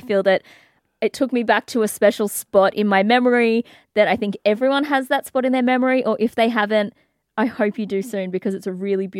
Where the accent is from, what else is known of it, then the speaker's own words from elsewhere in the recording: England, United Kingdom; Hello, I'm from England.